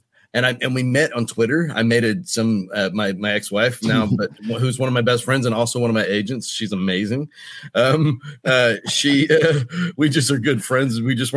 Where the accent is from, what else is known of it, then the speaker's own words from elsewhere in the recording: Oklahoma, United States; moved away as an adult; also born or lived in Texas / Los Angeles / New Orleans; now in Mississippi, United States; I grew up in the South, man. I grew up on a cattle farm in Oklahoma, you know, and Texas, and bounced back and forth between Oklahoma and Texas mostly.